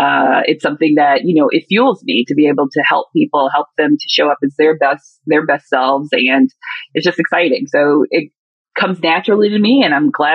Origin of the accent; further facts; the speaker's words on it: Mississippi, United States; I am originally from Mississippi.